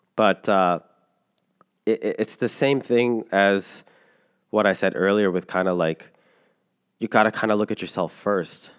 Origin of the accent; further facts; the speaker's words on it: Canada; I'm a Filipino Canadian. I don't speak Tagalog or any dialect in the Philippines.